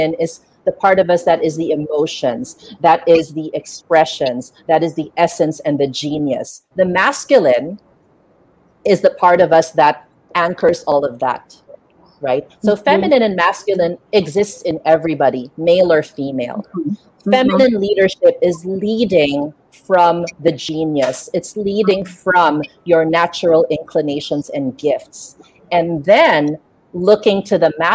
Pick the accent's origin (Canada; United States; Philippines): Philippines; I grew up in Asia